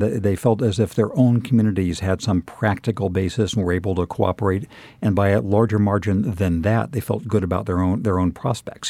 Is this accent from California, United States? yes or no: yes; Southern California, United States; moved away; I'm from Southern California originally